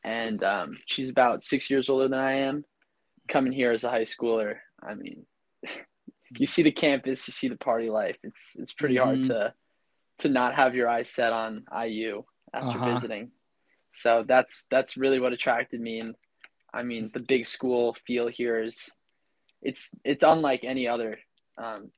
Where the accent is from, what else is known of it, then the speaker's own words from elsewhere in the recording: Ridgefield, Connecticut, United States; moved away as an adult; also born or lived in Ramsey, New Jersey; I'm originally from Ridgefield, Connecticut.